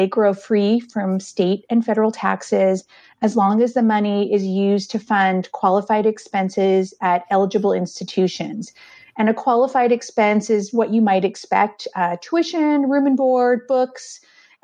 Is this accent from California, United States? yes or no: yes; Southern California, United States; moved away as an adult; also born or lived in San Francisco Bay Area, California; now in Richmond, United States; I grew up in Southern California and then moved to San Francisco to attend graduate school